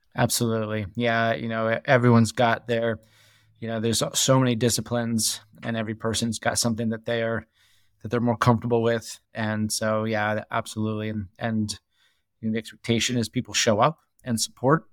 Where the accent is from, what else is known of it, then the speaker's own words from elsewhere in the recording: New Hampshire, United States; moved away as an adult; also born or lived in New York; now in Jackson Hole, United States; I grew up in New Hampshire, uh, land off New Hampshire, small town, about three hundred people.